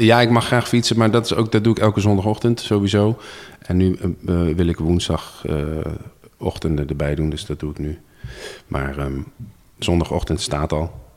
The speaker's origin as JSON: {"language": "Dutch", "town": "Zwolle", "region": "Overijssel", "country": "Netherlands", "tie": "born or raised there", "said": "ik ben geboren en getogen Zwollenaar"}